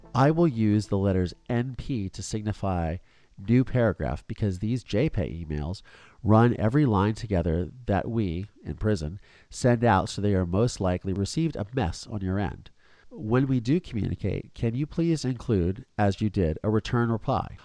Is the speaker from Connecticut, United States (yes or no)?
no; Philadelphia, Pennsylvania, United States; I was born in Philadelphia, guys. Suburban Philadelphia